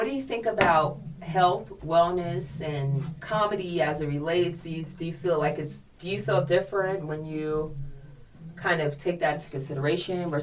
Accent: San Diego, California, United States; now in Los Angeles, United States; I grew up in San Diego

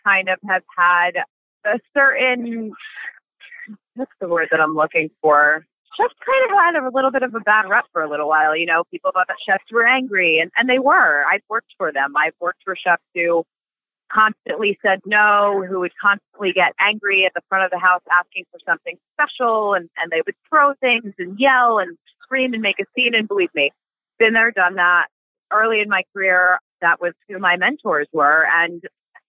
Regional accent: Passaic, New Jersey, United States; I was born and raised in Passaic, New Jersey

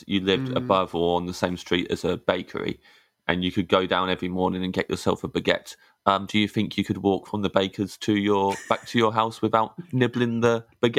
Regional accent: Kettering, East Midlands, United Kingdom; Well, I'm from the Midlands. I'm from Kettering.

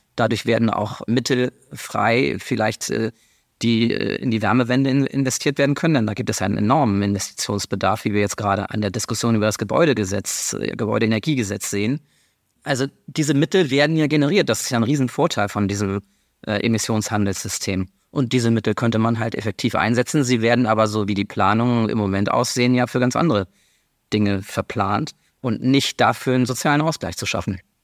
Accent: Germany; wir als Deutsche

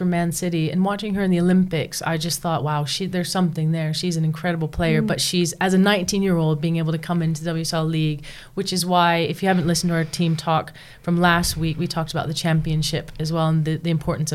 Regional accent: Christchurch, Canterbury, New Zealand; my hometown too, Christchurch

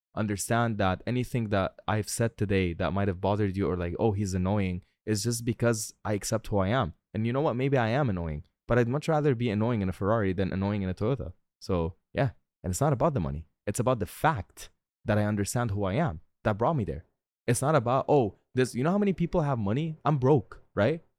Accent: Tripoli, North Governorate, Lebanon; now in Dubai, United Arab Emirates; my hometown, Tripoli

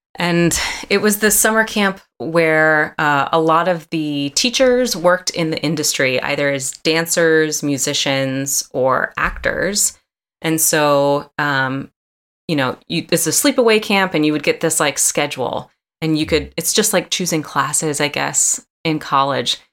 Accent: Atlanta, Georgia, United States; moved away as an adult; also born or lived in New Orleans, Louisiana; I'm from Atlanta, Georgia

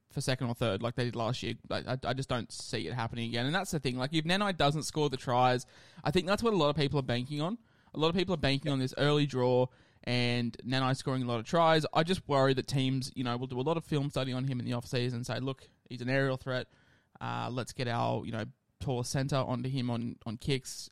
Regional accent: Queensland, Australia; as a Queenslander myself

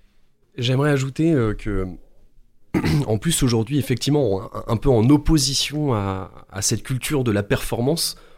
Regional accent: France; en tant que Français

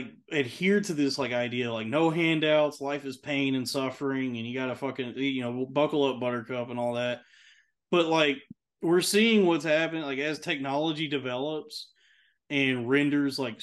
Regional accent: United States; as an American to live in this country

